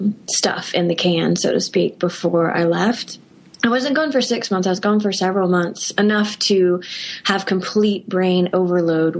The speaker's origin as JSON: {"language": "English", "country": "United States", "said": "being an American"}